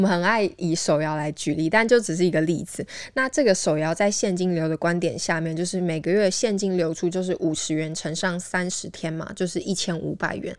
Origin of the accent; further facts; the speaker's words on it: Taiwan; 我们台湾人